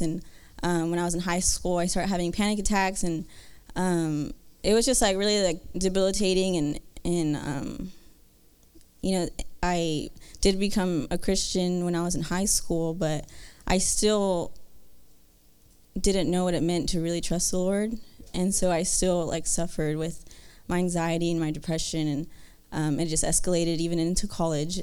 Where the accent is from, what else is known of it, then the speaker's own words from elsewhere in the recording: Kyle, Texas, United States; I'm from Texas um, in, in Kyle